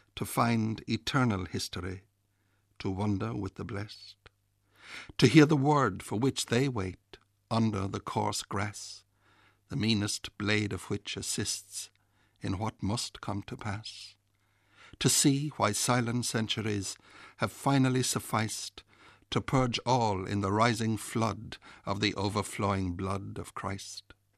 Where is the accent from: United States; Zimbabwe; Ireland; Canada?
Ireland; North Kerry, Munster; In the parish I was born in Reardon, Valley Longford in North Kerry